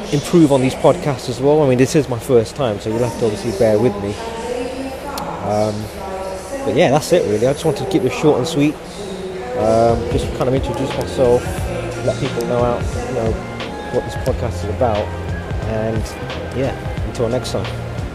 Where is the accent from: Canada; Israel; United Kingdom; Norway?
United Kingdom; I'm someone who's born in the UK. I'm a British Asian